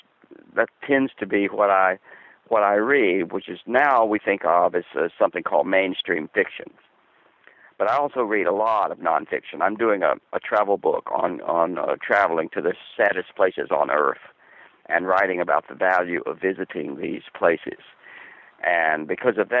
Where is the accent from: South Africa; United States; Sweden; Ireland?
United States; the American South; moved away as an adult; also born or lived in New York City; I grew up in the Southern school system.